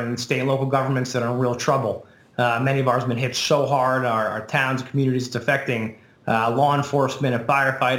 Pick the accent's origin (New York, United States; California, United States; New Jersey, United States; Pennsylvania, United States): New Jersey, United States; I'm from Jersey.